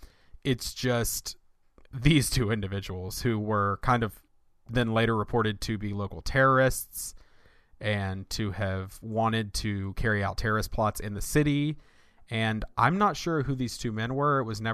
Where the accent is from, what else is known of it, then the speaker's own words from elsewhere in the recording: Winston-Salem, North Carolina, United States; a murder that took place in my hometown where I grew up in right outside Winston-Salem, North Carolina.